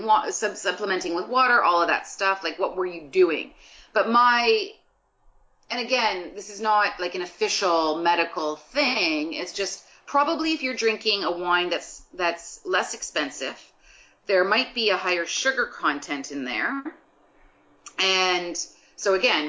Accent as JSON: {"language": "English", "town": "Guelph", "region": "Ontario", "country": "Canada", "moved": "yes", "lives_now": "Toronto, Canada", "said": "I'm from Guelph, Ontario"}